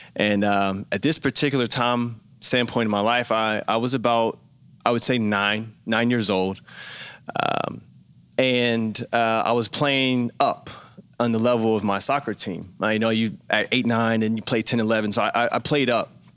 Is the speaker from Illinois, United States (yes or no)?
no; Memphis, Tennessee, United States; moved away; I grew up in Memphis, Tennessee.